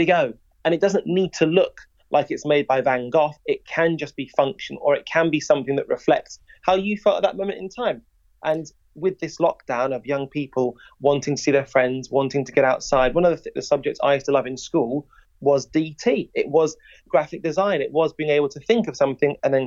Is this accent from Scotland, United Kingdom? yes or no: no; Wolverhampton, West Midlands, United Kingdom; I'm from Wolverhampton